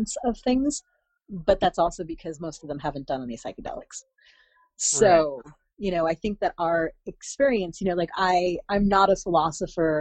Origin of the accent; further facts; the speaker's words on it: central New Jersey, United States; also born or lived in Brooklyn / Oregon; I grew up in central New Jersey